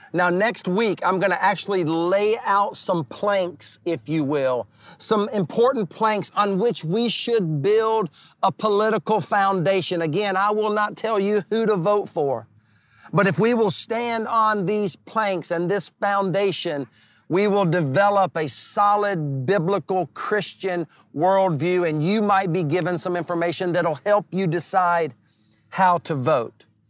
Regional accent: the Carolinas, United States; I was born and raised in the Carolinas my entire life

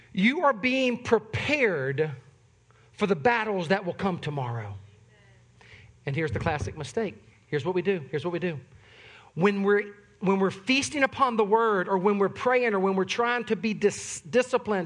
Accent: the South, United States; I'm from the South

